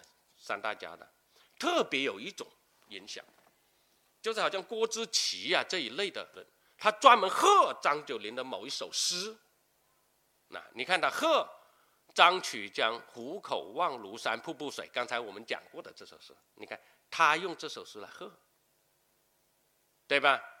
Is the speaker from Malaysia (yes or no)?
no; Lingnan, China; 当然他就不是我们岭南人了，对吧？